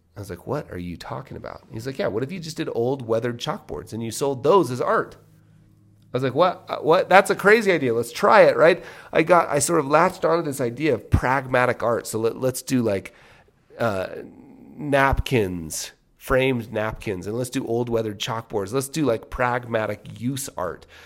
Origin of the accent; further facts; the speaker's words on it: Salt Lake City, Utah, United States; also born or lived in Las Vegas; now in Park City, United States; Now, I grew up in Park City until I was eight. We moved down to Salt Lake when I was eight.